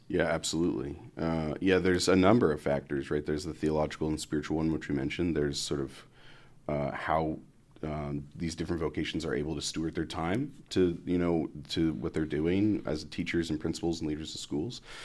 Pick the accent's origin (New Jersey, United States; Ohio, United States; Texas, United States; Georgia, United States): Ohio, United States; Columbus; moved away as an adult; also born or lived in South Florida / Dayton, Ohio; I'm originally from Columbus, Ohio. So I was, uh, raised in Columbus